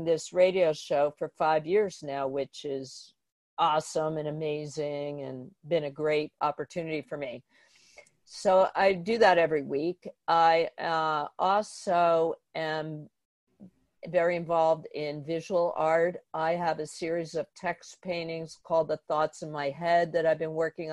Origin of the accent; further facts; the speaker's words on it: suburbs of Philadelphia, Pennsylvania, United States; moved away as an adult; also born or lived in New York City; now in Bushwick, Brooklyn, United States; Actually, I was born in New York City. I lived in Sidestown till I was 8. And then we moved to the suburbs of Philadelphia.